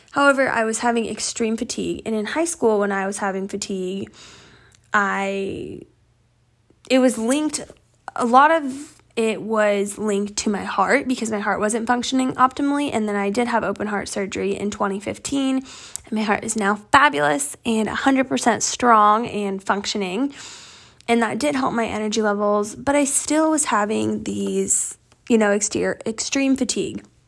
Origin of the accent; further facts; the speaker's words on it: Northeast Colorado, United States; moved away as an adult; also born or lived in California; And I grew up in Northeast Colorado on a farm.